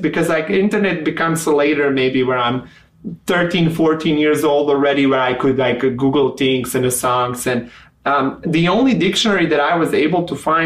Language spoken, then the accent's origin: English; Montenegro; first language Serbian; English is a second language; moved away as an adult; also born or lived in Mexico / Chicago; now in United States; I'm from Montenegro. We used to be a part of Yugoslavia, which majority of Yugoslavia speaks Serbian language. Mm-hmm. So I grew up speaking Serbian